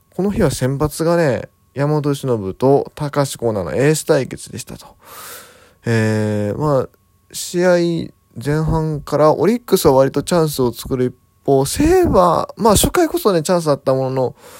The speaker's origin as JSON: {"language": "Japanese", "region": "Kansai", "country": "Japan", "tie": "born or raised there", "moved": "yes", "said": "地元関西の方に戻ってですね、過ごしておりました。"}